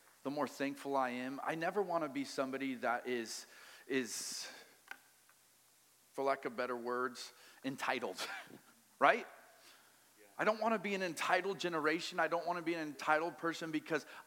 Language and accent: English; Colorado, United States; also born or lived in Maui, Hawaii; now in Wichita, United States; I'm from Colorado